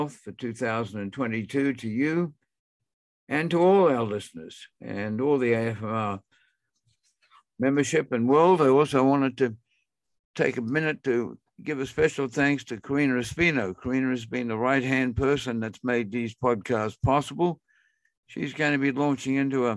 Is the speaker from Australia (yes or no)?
yes; Brisbane, Queensland, Australia; I'm from Brisbane